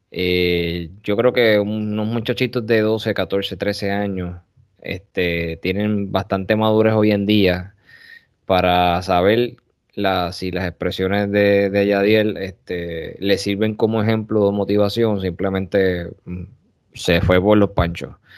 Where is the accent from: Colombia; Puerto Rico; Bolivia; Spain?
Puerto Rico; Corozal; also born or lived in Bayamón, Puerto Rico; soy platanero primero, porque era los plataneros están en mi, en mi sangre y ese es mi pueblo